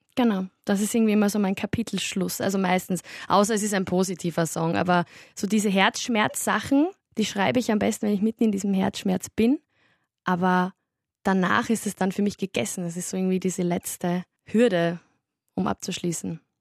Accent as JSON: {"language": "German", "region": "Styria", "country": "Austria", "moved": "yes", "lives_now": "Vienna, Austria", "said": "ich komme aus der Steiermark. Ich habe eigentlich einen ziemlichen Dialekt"}